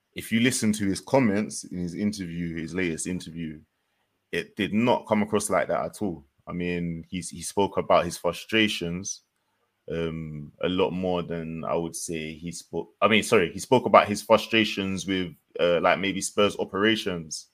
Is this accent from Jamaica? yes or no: yes; Jamaica; as a Jamaican